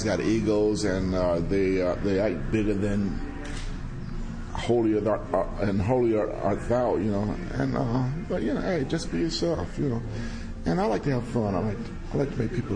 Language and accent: English; Los Angeles, California, United States; I was from South L.A., and I knew everybody